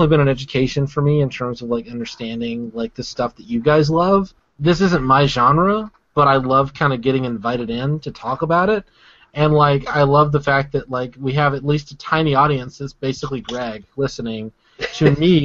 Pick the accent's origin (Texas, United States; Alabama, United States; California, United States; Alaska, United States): Alabama, United States; I grew up in Alabama